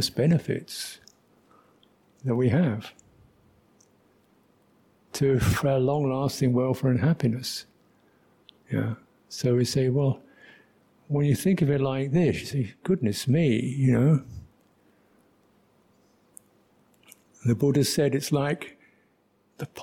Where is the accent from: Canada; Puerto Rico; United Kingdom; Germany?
United Kingdom; London; I was brought up in London